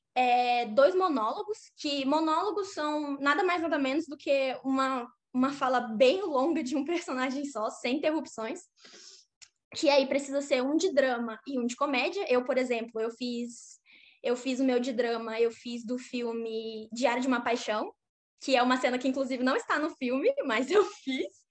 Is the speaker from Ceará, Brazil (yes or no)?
no; Porto Velho, Rondônia, Brazil; moved away as an adult; now in Los Angeles, United States; sou de Porto Velho, Rondônia, não Roraima